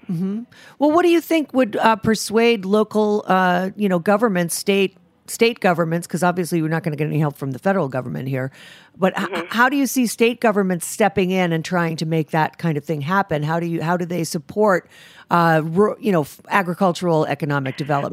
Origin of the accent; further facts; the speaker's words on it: Rhode Island, United States; I'm from Rhode Island, and I actually live there most of the time now